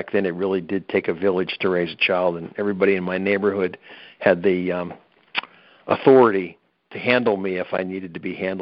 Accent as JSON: {"language": "English", "region": "Pennsylvania", "country": "United States", "said": "we're from Pennsylvania"}